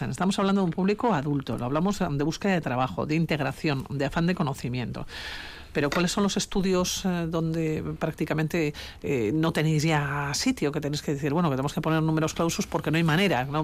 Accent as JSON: {"language": "Spanish", "country": "Nigeria", "also_born_or_lived": "Vigo, Spain", "second_language": "Spanish", "moved": "as an adult", "lives_now": "Vitoria, Spain", "said": "Soy de Nigeria."}